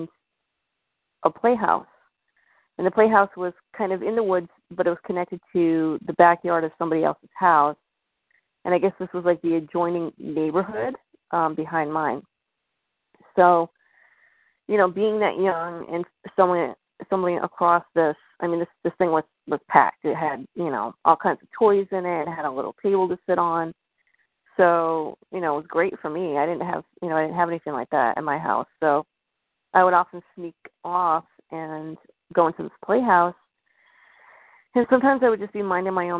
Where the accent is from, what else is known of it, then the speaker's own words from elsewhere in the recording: Bennington, Vermont, United States; I'm originally from Bennington, Vermont, and the town itself has a lot of mystery concerning it.